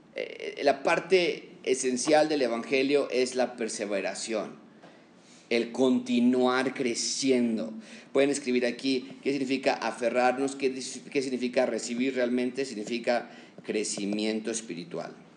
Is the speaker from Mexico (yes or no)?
yes; Mexico; como mexicanos somos muy cordiales